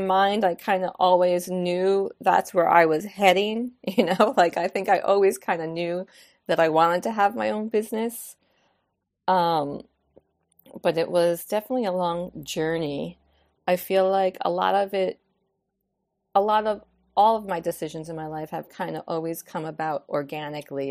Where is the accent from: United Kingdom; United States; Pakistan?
United States; New York; moved away as an adult; I was like a city slicker. I was, you know, twenty-five years New Yorker